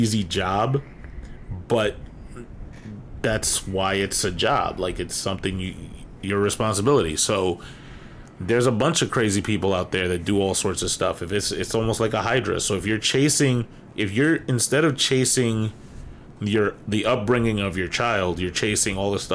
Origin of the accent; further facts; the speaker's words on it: New York, United States; I'm from New York and I remember going to Yankee games